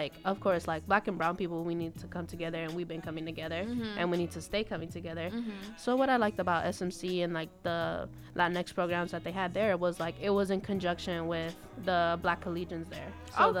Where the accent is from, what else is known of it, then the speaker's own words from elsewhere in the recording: Los Angeles, California, United States; I come from Santa Monica College because I grew up in West LA.